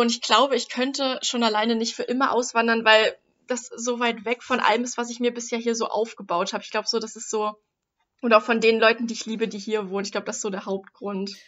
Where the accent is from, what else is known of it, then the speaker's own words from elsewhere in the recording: Germany; ich bin ja auch Deutsche